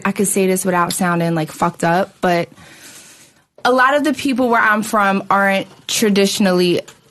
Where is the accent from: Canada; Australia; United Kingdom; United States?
United States; Philadelphia, Pennsylvania; I was born and raised in Broad and Ellsworth.